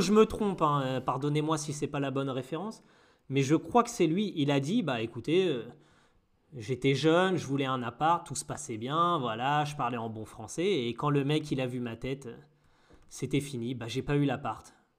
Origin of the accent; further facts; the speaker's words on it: Normandy, France; je suis normand